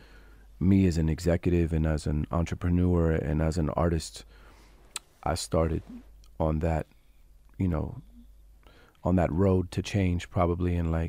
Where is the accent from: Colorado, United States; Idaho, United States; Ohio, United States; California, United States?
California, United States; San Francisco; I'm from San Francisco, so we were the epicenter of change.